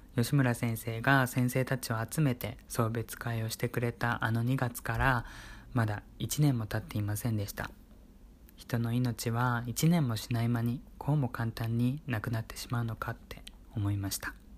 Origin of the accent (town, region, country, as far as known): Kyushu, Japan; born or raised there; moved away as an adult; now in Kanto, Japan